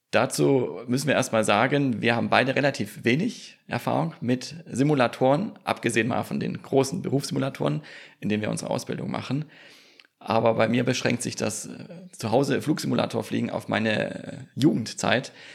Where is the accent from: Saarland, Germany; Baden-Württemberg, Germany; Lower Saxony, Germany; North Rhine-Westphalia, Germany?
Baden-Württemberg, Germany; Swabia, foot of the Swabian Jura on the Neckar; now in Bergstraße, Germany; Ich bin gebürtiger Schwabe am Fuße der Schwäbischen Alb und am schönen Neckar vor 40 Jahren geboren, wohne aber inzwischen in Südhessen an der schönen Bergstraße.